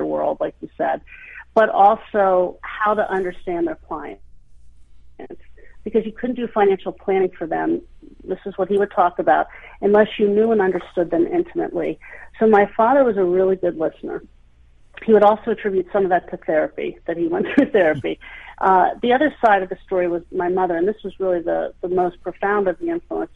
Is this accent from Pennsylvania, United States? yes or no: yes; Hershey, Pennsylvania, United States; I grew up in Hershey